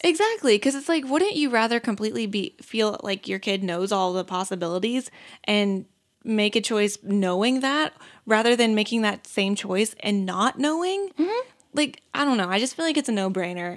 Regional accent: the South, United States; growing up in the South, you'd always have the dad that like sits on the porch with a shotgun

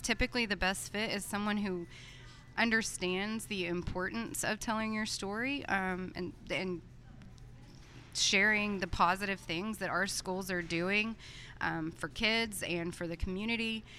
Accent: Texas, United States; moved away as an adult; also born or lived in Oklahoma; I'm from Texas

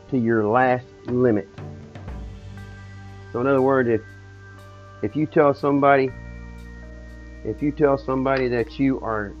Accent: the South, Southern United States, United States; I'm just a Southerner

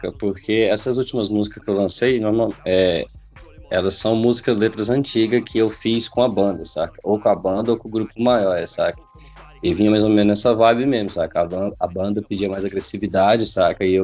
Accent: Jataí, Goiás, Brazil; sou de Jataí, Goiás, natural daqui mesmo.

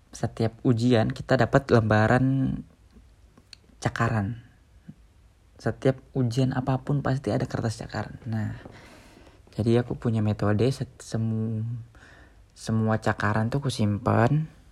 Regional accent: Kalimantan, Indonesia; moved away as an adult; also born or lived in Yogyakarta, Indonesia; aku dari Kalimantan, di sekolah negeri

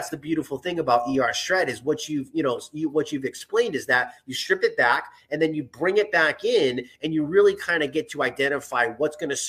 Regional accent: New England, United States; accent: non-rhotic New England; I'm from New England in America and we can't pronounce our R's.

